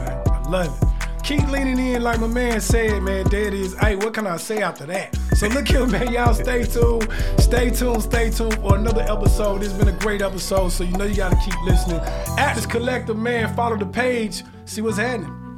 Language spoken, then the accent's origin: English; the South, United States; now in Atlanta, United States; I'm from the South